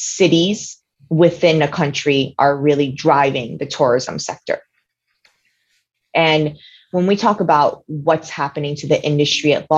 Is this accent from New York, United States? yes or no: yes; New York City, New York, United States; I'm actually one of the few weirdos that were actually born and raised in New York City